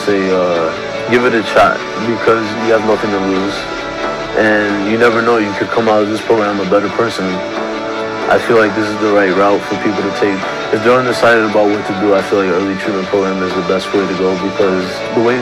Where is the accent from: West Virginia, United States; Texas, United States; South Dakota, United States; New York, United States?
New York, United States; Bay Shore; now in Little Neck, Queens, New York, United States; I grew up in Bayshore, Long Island, Suffolk County